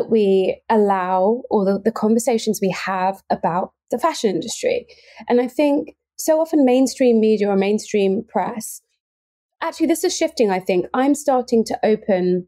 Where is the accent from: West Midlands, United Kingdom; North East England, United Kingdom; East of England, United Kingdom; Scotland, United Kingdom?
East of England, United Kingdom; Cambridge; born and raised in Cambridge